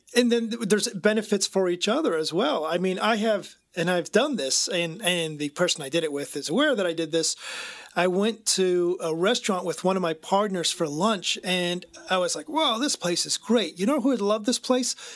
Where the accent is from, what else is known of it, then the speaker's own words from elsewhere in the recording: United States; I was raised in America as a male